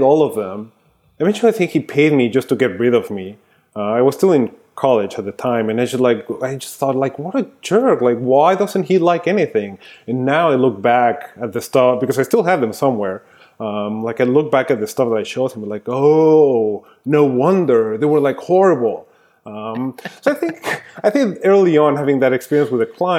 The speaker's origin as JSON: {"language": "English", "region": "Mexico City", "country": "Mexico", "tie": "born or raised there", "also_born_or_lived": "New York", "moved": "as an adult", "lives_now": "Austin, United States", "said": "I grew up in Mexico City. So I was there until I finished college, which was 1999"}